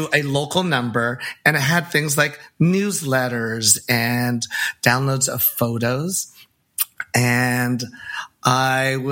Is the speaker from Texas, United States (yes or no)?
no; San Francisco, California, United States; I grew up in San Francisco.